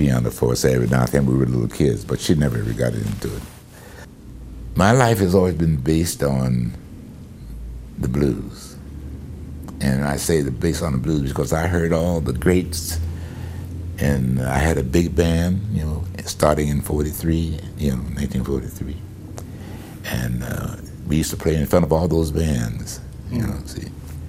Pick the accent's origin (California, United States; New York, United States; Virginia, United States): New York, United States; Cal, I'm from New York